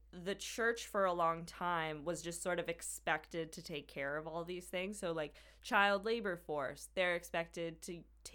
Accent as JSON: {"language": "English", "town": "Winnipeg", "region": "Manitoba", "country": "Canada", "tie": "born there", "said": "I was born in Grace Hospital."}